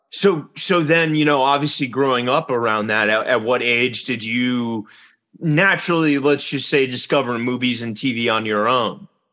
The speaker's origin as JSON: {"language": "English", "town": "Richmond", "region": "Virginia", "country": "United States", "moved": "yes", "lives_now": "New York, United States", "said": "I'm from Richmond, Virginia"}